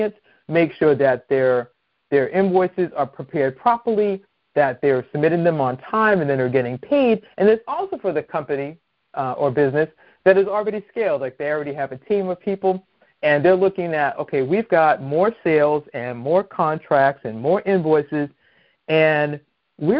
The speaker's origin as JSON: {"language": "English", "town": "Boston", "region": "Massachusetts", "country": "United States", "moved": "yes", "lives_now": "Maryland, United States", "said": "I'm originally from Boston"}